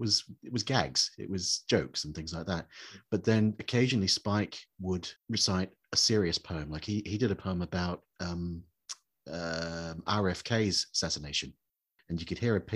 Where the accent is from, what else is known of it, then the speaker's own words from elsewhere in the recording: New Zealand; moved away; you may have picked up from my accent that I grew up on the other side of the world